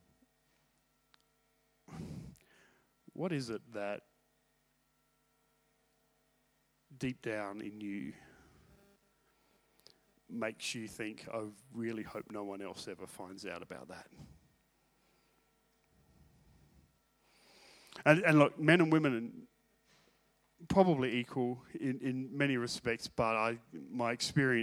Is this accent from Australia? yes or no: yes; Australia; I'm from Australia